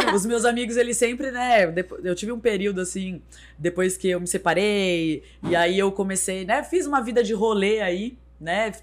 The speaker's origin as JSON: {"language": "Portuguese", "region": "São Paulo", "country": "Brazil", "moved": "as an adult", "lives_now": "Sorocaba, Brazil", "said": "eu sou de São Paulo, mas eu moro aqui desde a época da TV Tem"}